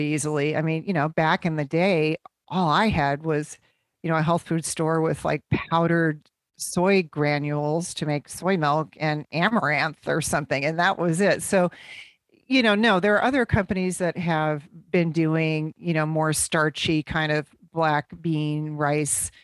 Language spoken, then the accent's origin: English; Midwest, United States; growing up in the Midwest